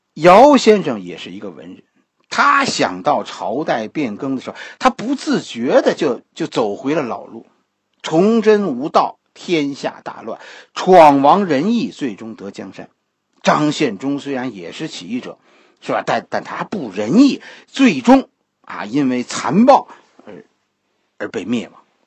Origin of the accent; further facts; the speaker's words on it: China; 作为一个中国人